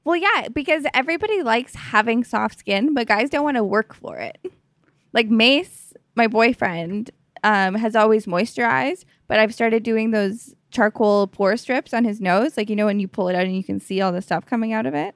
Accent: Canada

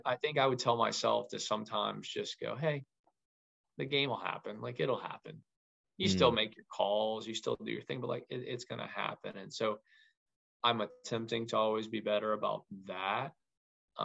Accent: Louisville, Kentucky, United States; moved away as an adult; now in Troy, United States; I'm from Louisville, Kentucky. I went to Louisville Ballard High School

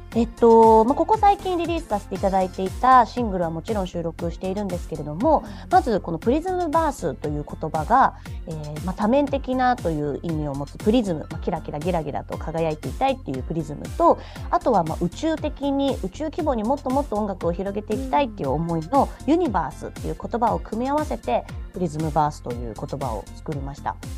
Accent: Nagoya, Aichi, Japan; 私しかも名古屋人なので

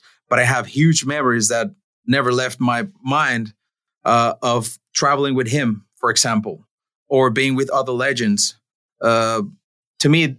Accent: Mexico City, Mexico; English is a second language; moved away as an adult; Born and raised in Mexico City, second generation luchador

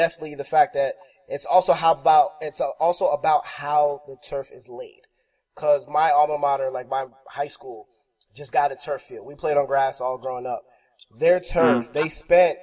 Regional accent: Northeast, United States; I'm from the Northeast

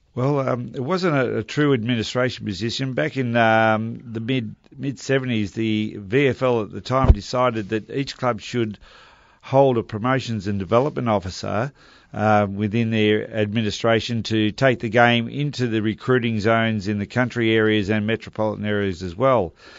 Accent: Melbourne, Victoria, Australia; I grew up in Marambina, which is a little suburb, uh, stuck in between Caulfield Racecourse and probably Chadstone Shopping Centre

